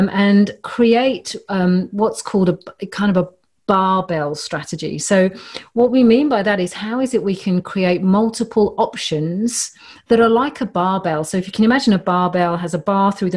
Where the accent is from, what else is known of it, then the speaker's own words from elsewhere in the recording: London, United Kingdom; moved away; also born or lived in Mediterranean; growing up in Northwest London